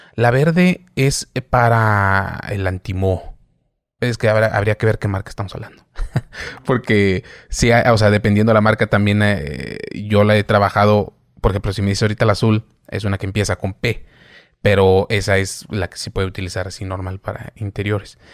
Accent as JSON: {"language": "Spanish", "town": "Saltillo", "region": "Coahuila", "country": "Mexico", "said": "yo soy de Saltillo"}